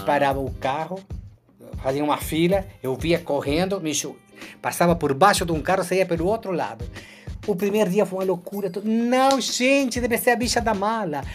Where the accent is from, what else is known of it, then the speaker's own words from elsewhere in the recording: Rosario, Santa Fe, Argentina; Portuguese is a second language; also born or lived in Buenos Aires, Argentina / Rio de Janeiro, Brazil; now in Brazil; eu nasci em Buenos Aires, mas me criei em Rosário.